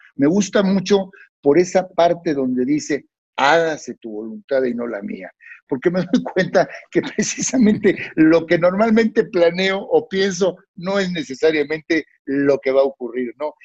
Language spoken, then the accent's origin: Spanish; Mexico; a mí me había tocado vivir crisis en mi país